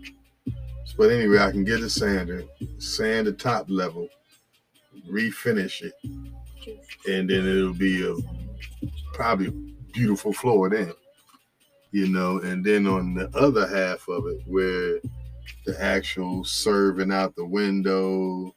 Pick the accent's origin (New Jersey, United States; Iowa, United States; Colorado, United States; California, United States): New Jersey, United States; I'm from New Jersey